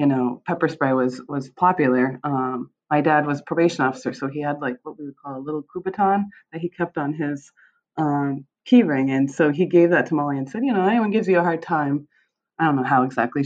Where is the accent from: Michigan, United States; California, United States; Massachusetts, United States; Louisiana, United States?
Michigan, United States; born there; I was born in Michigan. My mom is from Michigan, but my dad had grown up in West Warren.